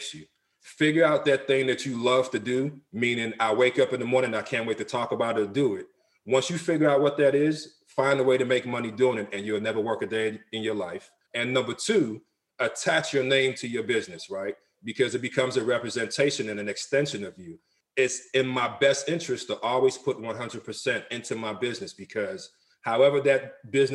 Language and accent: English; Nigeria; now in United States; I'm from Nigeria. On my mother's side, I'm from the Isoko tribe.